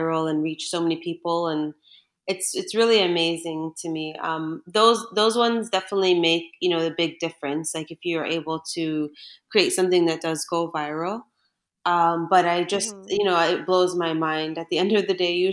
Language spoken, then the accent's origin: English; Toronto, Ontario, Canada; moved away as an adult; also born or lived in Mississauga / Bahrain; I was personally born and raised in Toronto, Ontario, Canada